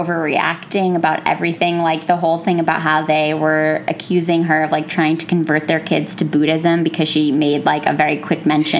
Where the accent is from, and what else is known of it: Pennsylvania, United States; born or raised there